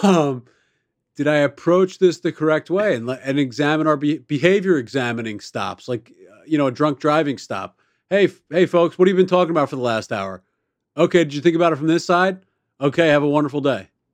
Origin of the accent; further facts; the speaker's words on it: Baltimore, Maryland, United States; I grew up in Baltimore City